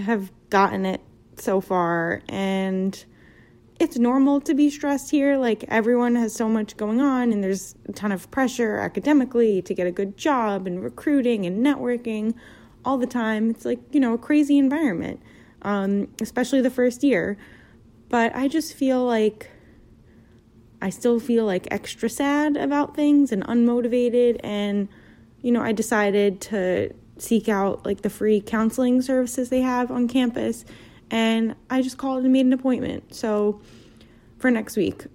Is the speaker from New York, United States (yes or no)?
yes; New York City, New York, United States; moved away as an adult; now in Philadelphia, United States; I'm 26. I'm from Brooklyn.